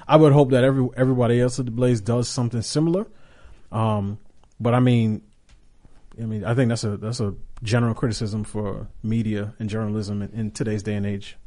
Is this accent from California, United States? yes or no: no; New York, United States; as a kid growing up in New York and taking the subway